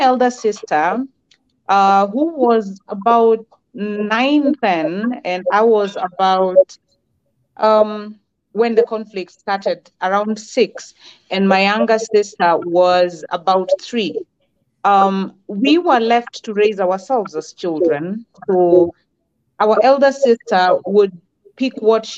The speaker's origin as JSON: {"language": "English", "region": "Kitui County", "country": "Kenya", "tie": "born or raised there", "said": "I was born and raised in Kitui County, one of the arid counties in Kenya"}